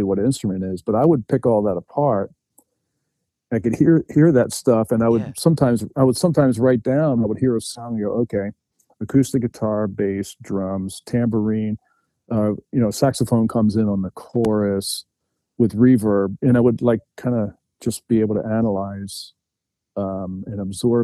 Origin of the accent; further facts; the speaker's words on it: New Jersey, United States; I grew up in New Jersey, it's right across the river from Philadelphia